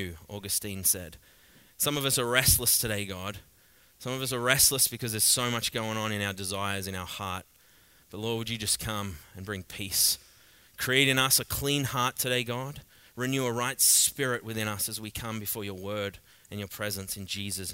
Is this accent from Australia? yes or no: yes; Australia; accent: thick Australian; now in Canada; I'm Australian, I speak pretty thick